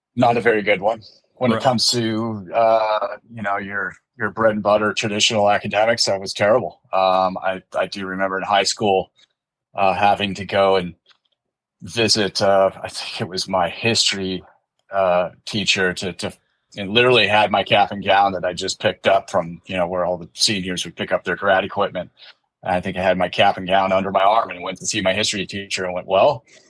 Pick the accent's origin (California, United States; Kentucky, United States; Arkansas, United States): California, United States; also born or lived in Livonia, Michigan / San Juan Capistrano, California; I was raised in California and kind of a California kid through and through